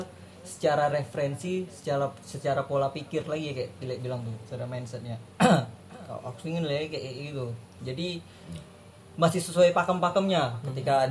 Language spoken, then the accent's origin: Indonesian; Tanjung Pinang, Riau Islands, Indonesia; aku sebagai orang Tanjung Minang